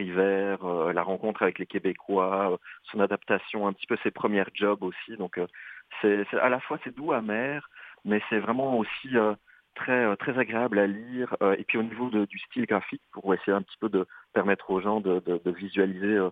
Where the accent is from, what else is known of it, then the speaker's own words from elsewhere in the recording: Belgium; accent: Belgian; now in Canada; tu remarques à mon accent que je viens plutôt de l'Europe et de la Belgique